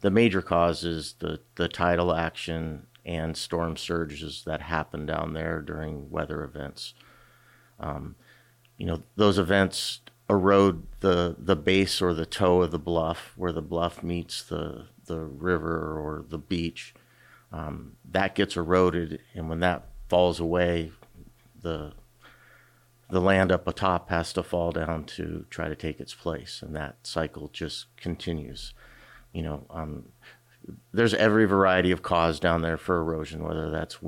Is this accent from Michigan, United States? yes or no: no; Kenai, Alaska, United States; I grew up in the Kenai Soldotna area, graduated from Kenai High in 1989